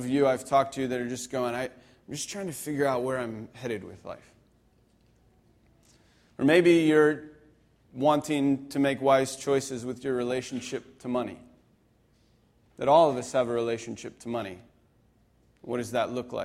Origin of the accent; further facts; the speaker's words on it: Pennsylvania, United States; moved away; I grew up in Pennsylvania